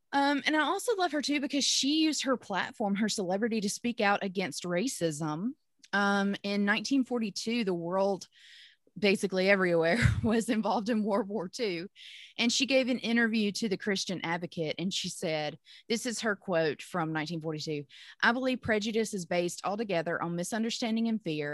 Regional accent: Pontotoc, Mississippi, United States; my hometown of Pontotoc, Mississippi

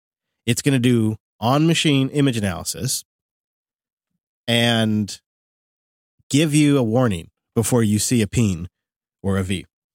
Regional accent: United States; And I was originally from the States, where I've eaten a lot of good barbecue nationwide.

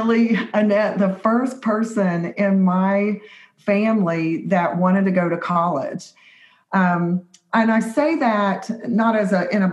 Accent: West Virginia, United States; we are from West by God, Virginia, not from Virginia

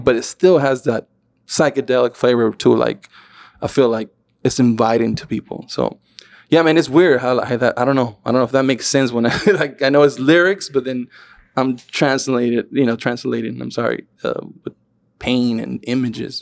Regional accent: Tijuana, Baja California, Mexico; the banda and all that shit that I used to, that I grew up with in Tijuana

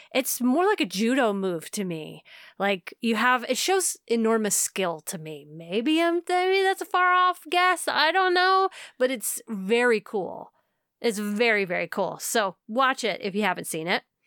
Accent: United States; as an American.

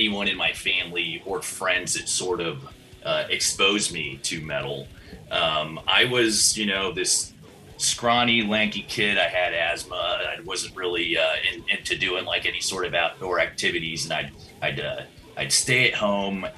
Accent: Miami, Florida, United States; moved away as an adult; also born or lived in Hialeah, Florida; now in Los Angeles, United States; Little Havana, Hialeah, actually, then Little Havana, pretty much born and raised, and moved out here to Los Angeles in 2016

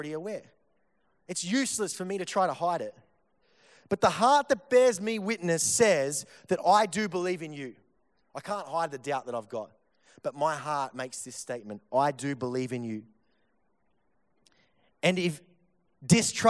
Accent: Victoria, Australia; I'm from Victoria

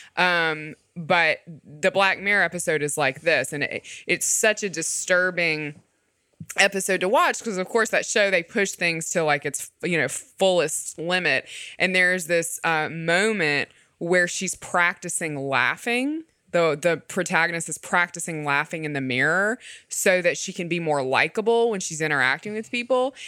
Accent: the South, United States; as a Southerner

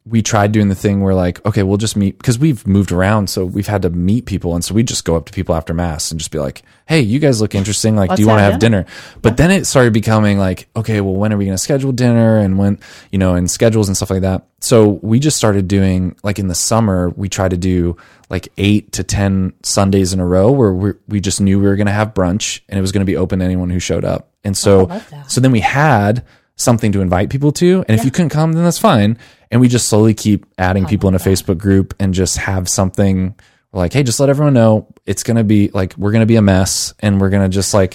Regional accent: Munster, Indiana, United States; Hey, I'm from Munster. Leave our town alone. Don't make fun of us. We're great.

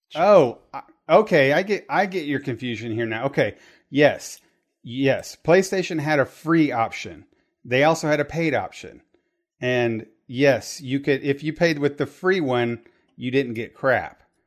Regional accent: Terre Haute, Indiana, United States; we grew up in Terre Haute, Indiana

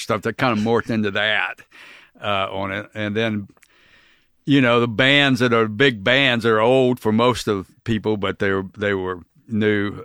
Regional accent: Cocoa Beach, Florida, United States; also born or lived in Oklahoma; I grew up in Cocoa Beach

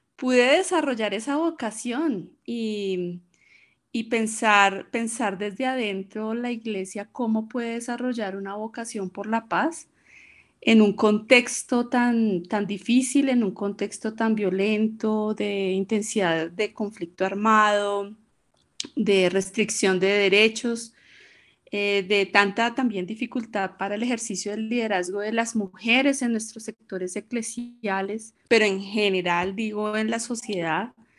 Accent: Bogotá, Colombia; soy colombiana, bogotana, 50 eh, años

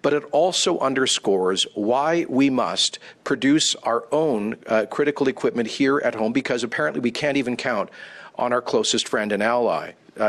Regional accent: Canada; As a Canadian

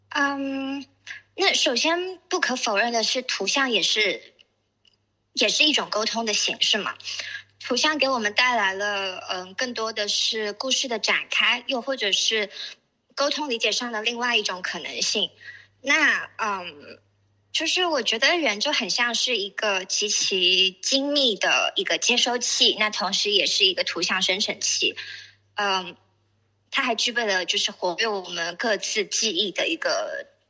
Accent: Shenzhen, Guangdong, China; 我是深圳人

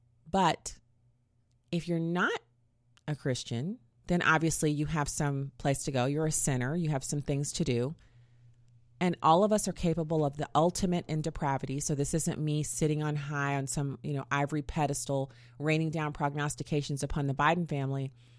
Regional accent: Germany; And I was a very travel curious kid because I grew up in Germany and I've been all over the world.

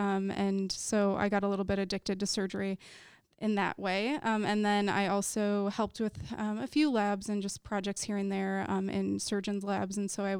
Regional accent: Wisconsin, United States; So I am from Wisconsin, and I originally went to undergrad thinking I wanted to be a chemical engineer

